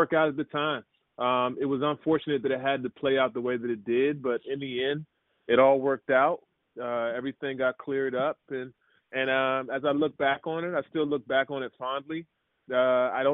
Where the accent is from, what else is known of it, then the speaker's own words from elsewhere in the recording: Maryland, United States; also born or lived in Jerusalem, Israel; We grew up in Maryland